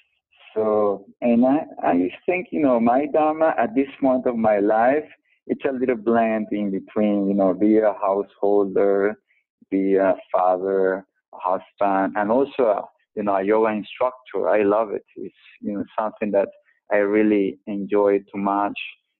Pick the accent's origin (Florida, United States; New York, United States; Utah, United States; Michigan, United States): New York, United States; moved away; even as a New Yorker, now that I haven't lived in 10 years